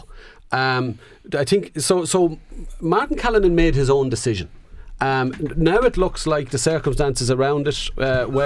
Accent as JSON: {"language": "English", "country": "Ireland", "said": "as an Irish person"}